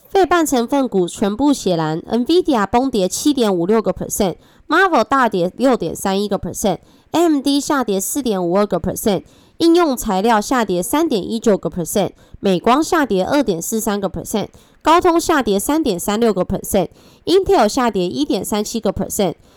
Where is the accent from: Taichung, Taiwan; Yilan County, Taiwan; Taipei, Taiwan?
Taipei, Taiwan; also born or lived in Changhua; 我虽然是彰化人，但是我从小在台北长大